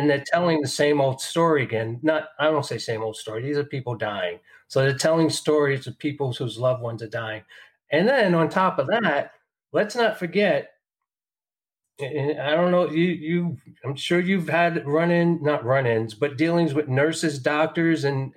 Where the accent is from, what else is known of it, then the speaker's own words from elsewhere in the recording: New York, United States; moved away; I'm from New York. I have relatives in New York.